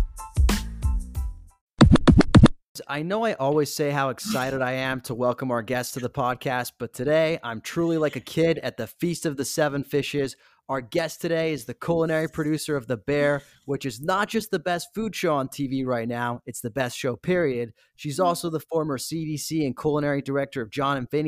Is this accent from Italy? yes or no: yes; Italy; moved away; I grew up in Italy